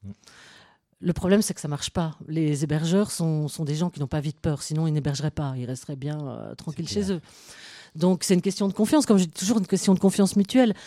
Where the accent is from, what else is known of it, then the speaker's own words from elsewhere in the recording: Belgium; moi je suis belgo-belge